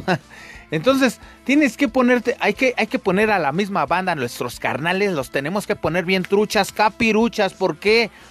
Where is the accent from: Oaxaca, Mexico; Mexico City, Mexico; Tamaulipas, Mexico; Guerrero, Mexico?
Mexico City, Mexico; yo soy de, Ciudad de México eh, y bueno, acá en Ciudad de México